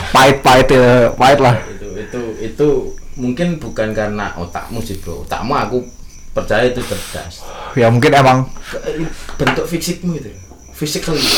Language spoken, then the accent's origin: Indonesian; Jakarta, Indonesia; born there; now in Yogyakarta, Indonesia; lahir di Jakarta. Lahir di Jakarta.